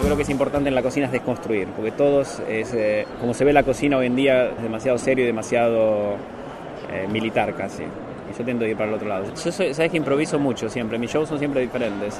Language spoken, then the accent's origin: Spanish; Argentina; now in Germany; Soy argentino